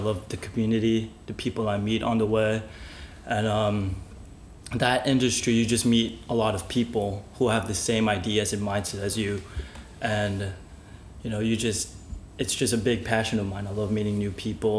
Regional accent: San Francisco, California, United States; also born or lived in Philippines; I was born in San Francisco. I lived in the Philippines for 10 years, just moved back a couple years ago, 5 years to be exact.

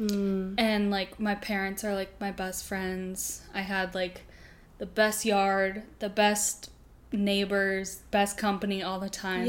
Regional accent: Boston, Massachusetts, United States; moved away as an adult; I was born in Boston, and I lived there up until I graduated high school

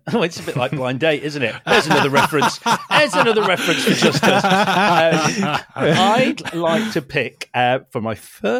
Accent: Leeds, Yorkshire and the Humber, United Kingdom; moved away; I am originally from Leeds.

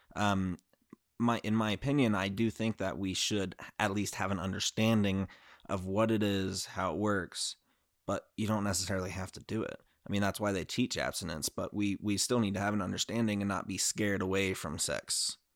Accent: Utah, United States; I grew up in Utah

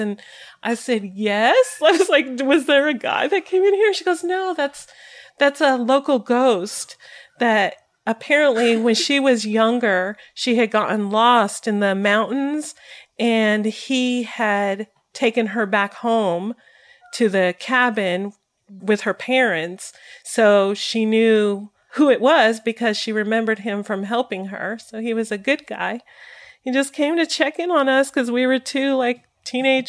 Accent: Colorado, United States; I'm from Colorado

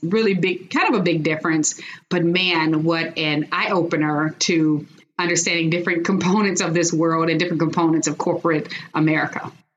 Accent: Chicago, Illinois, United States; moved away as an adult; now in Texas, United States; I'm originally from Chicago. So I was born and raised in Chicago

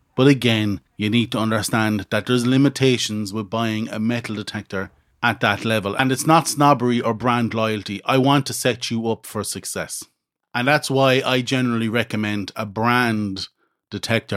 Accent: Midlands, Ireland; where I grew up in the Midlands in Ireland

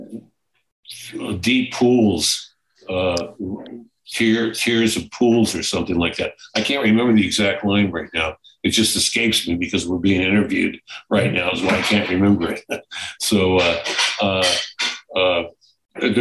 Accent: United States; also born or lived in California; being an American

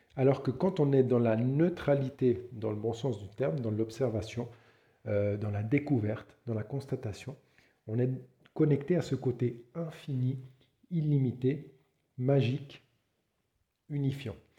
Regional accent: Switzerland; je suis suisse

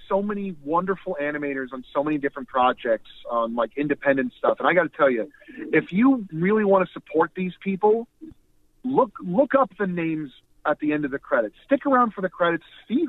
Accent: Florida, United States; I grew up in Florida.

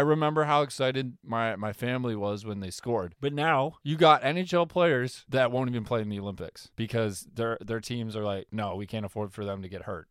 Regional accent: Canada; I'm Canadian.

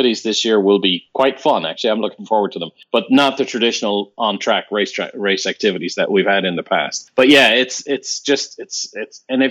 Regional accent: Ireland; Growing up in Ireland, you know, in 1976, an Irishman

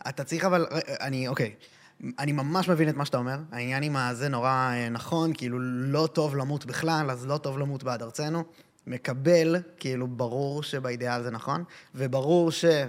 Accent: Israel; נולדתי פה

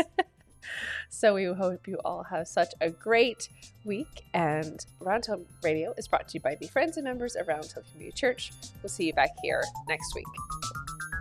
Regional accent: the South, United States; I'm from the South

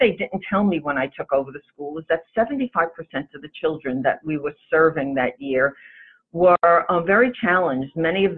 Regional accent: New York, United States; And I have to say we're from New York because you would never know it by our accent.

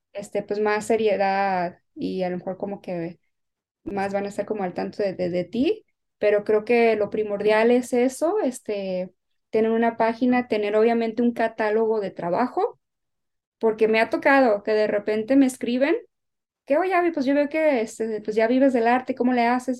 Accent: Guadalajara, Jalisco, Mexico; now in Los Angeles, United States; haber vivido con mi, con mi abuela allá en, Guadalajara

